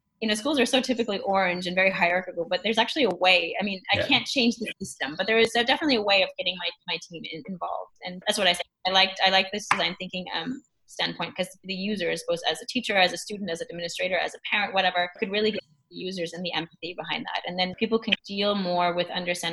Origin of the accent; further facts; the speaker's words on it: United States; now in Germany; I'm American